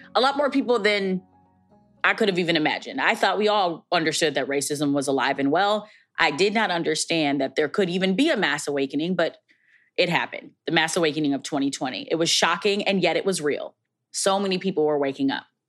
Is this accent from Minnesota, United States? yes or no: yes; Minneapolis, Minnesota, United States; based in my hometown, Minneapolis, Minnesota.